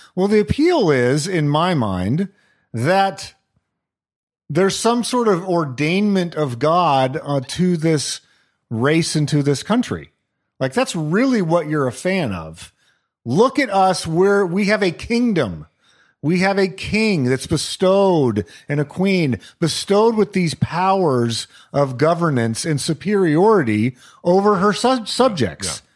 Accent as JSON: {"language": "English", "region": "New Mexico", "country": "United States", "tie": "born or raised there", "moved": "yes", "said": "Growing up in New Mexico"}